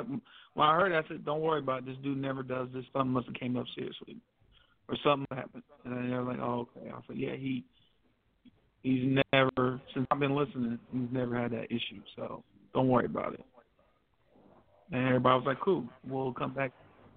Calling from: California, United States; This is … in the Bay.

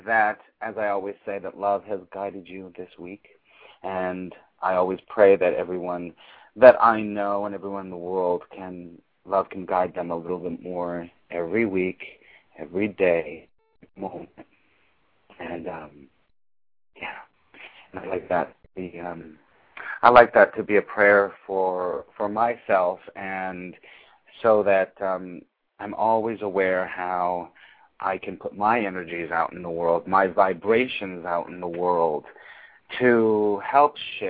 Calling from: New York City, New York, United States; as usual, I'm calling from New York City.

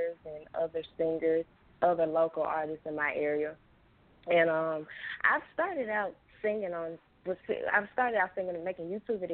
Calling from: Memphis, Tennessee, United States; I am calling from Memphis, Tennessee

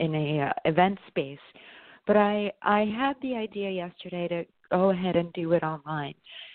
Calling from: New York, United States; I'm calling from New York.

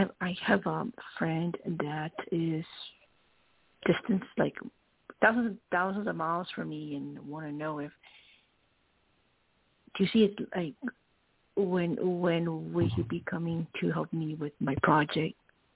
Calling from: Arizona, United States; from Arizona.

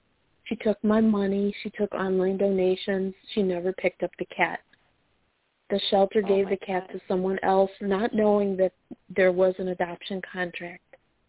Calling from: Chicago, Illinois, United States; Hi, I'm calling from Chicago.

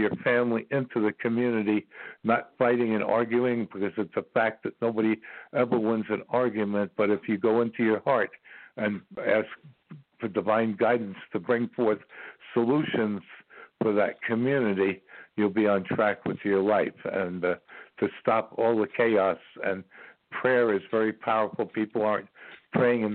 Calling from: Ashland, Virginia, United States; I'm calling you from Ashland, Virginia

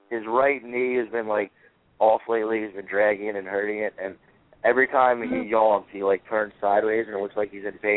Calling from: Point Pleasant, New Jersey, United States; I'm calling from Point Pleasant, New Jersey.

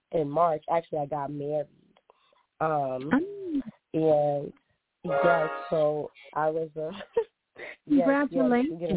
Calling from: Boston, Massachusetts, United States; I'm calling from Boston.

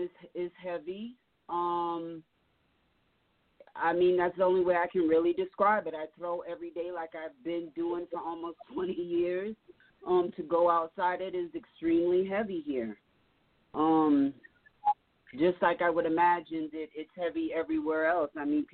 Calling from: Denver, Colorado, United States; from Denver, Colorado.

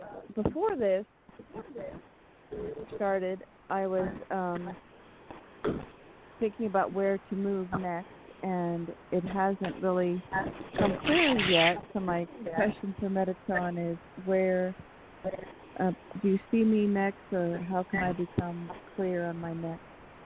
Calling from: California, United States; Well, it's been a little rough in California with smoke for a couple weeks and now a heat wave.

